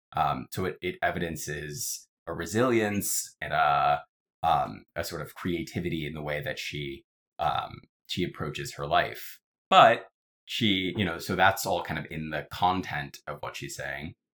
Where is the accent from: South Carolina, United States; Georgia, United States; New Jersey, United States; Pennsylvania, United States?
Georgia, United States; Atlanta; now in New York, United States; am from Atlanta, Georgia originally. I live in New York today